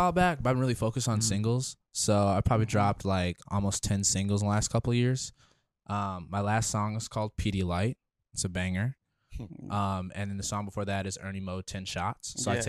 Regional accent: Detroit, Michigan, United States; now in Fort Worth, United States; I'm from Detroit

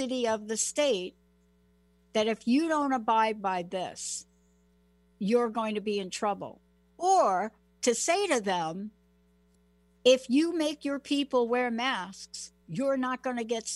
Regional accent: United States; also born or lived in New Jersey; I come from New York. I mean, I'm from New York and New Jersey

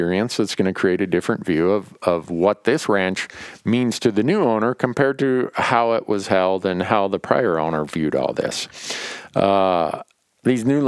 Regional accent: Montana, United States; my home state of Montana

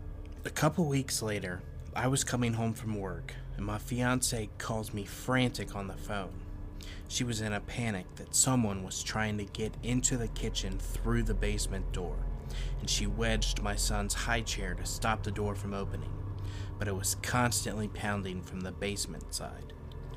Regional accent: Ohio, United States; we had just moved into a new apartment in Bellevue, Ohio, very close to my hometown.

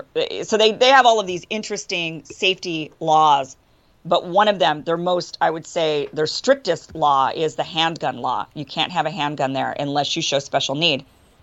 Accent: Idaho, United States; also born or lived in Texas; now in Los Angeles, United States; I grew up in Idaho, a red state where people are carrying weapons everywhere. Before I moved here to Los Angeles, I was living in Texas.

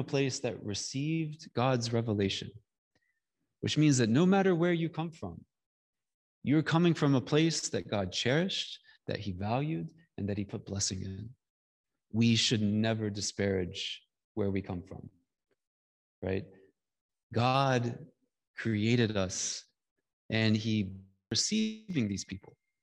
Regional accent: Georgia, United States; I come from Georgia. I come from the Bible Belt. I come from, you know, I don't come from an urban place.

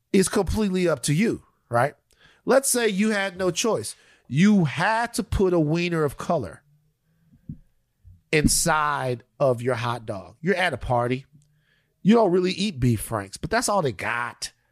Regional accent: Texas, United States; Uh, as a Texan, are you excited about Beto O'Rourke announcing that he's going to run for governor of Texas?

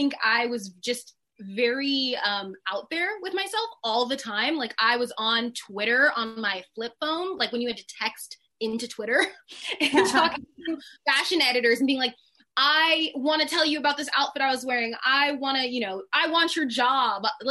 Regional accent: Sacramento, California, United States; I'm from Sacramento, California. It is literally a cow town.

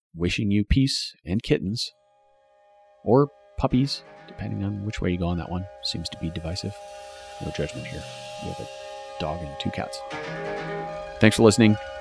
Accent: United States; As American writers

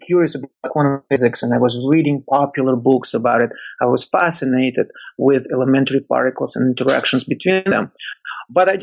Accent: Russia; moved away; When I was a student in Russia, growing up in the Soviet Union

